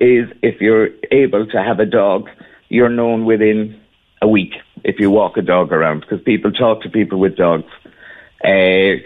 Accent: Cork, Munster, Ireland; moved away as an adult; also born or lived in Torremolinos, Spain; now in Bilbao, Spain; I'm originally from Cork, but I'm gone from Cork now 37 years

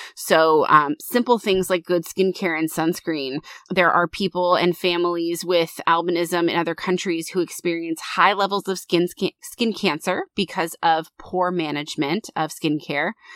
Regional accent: United States; I'm American

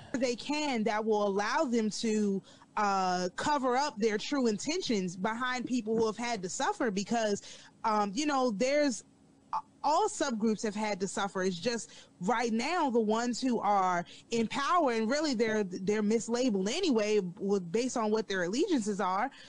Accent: United States; I have no African lineage. I'm an American.

